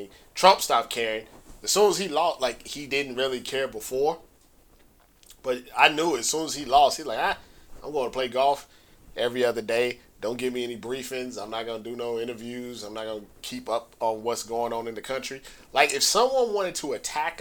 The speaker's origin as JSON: {"language": "English", "region": "Midwest", "country": "United States", "moved": "yes", "lives_now": "California, United States", "said": "I'm from the Midwest."}